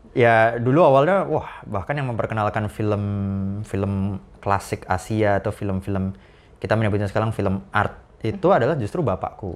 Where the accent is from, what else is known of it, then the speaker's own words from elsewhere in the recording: Yogyakarta, Special Region of Yogyakarta, Indonesia; now in Jakarta, Indonesia; aku tumbuh besar di Jogja itu di Pantai Parangtritis